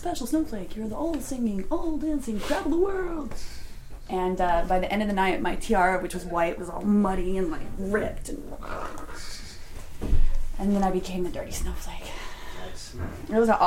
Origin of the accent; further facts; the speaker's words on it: Austin, Texas, United States; moved away; also born or lived in Atlanta; When I moved back to Austin 2 years ago, because I'm from Austin originally